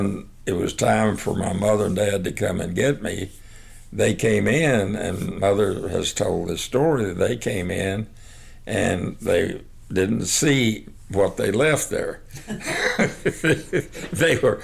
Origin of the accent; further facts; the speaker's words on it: Hermleigh, Texas, United States; also born or lived in Snyder, Texas; I was born in Hermely, Texas, and I was born at a little house that my grandmother and granddad were living